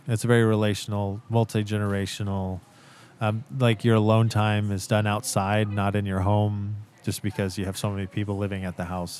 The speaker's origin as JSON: {"language": "English", "region": "Central Oregon", "country": "United States", "tie": "born or raised there", "said": "I grew up in Central Oregon"}